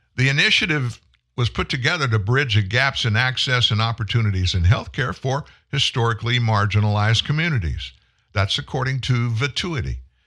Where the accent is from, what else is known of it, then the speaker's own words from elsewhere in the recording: Franklin, Louisiana, United States; also born or lived in Houston, Texas / Shreveport, Louisiana; I grew up in South Louisiana. I moved to Shreveport, Louisiana in the summer of nineteen seventy. I lived in Franklin, Louisiana